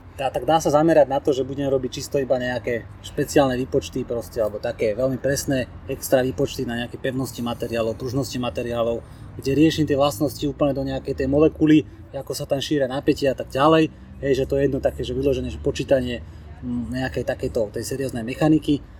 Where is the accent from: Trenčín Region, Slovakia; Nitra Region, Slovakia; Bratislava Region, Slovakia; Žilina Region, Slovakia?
Trenčín Region, Slovakia; Dubnica nad Váhom; Ja som pochádzam z Dubnice nad Váhom a tam teda veľká ťažká strojarina, tanky, veci proste, buldozery, žeriavy, hej. A toto všetko proste som v tom vyrastal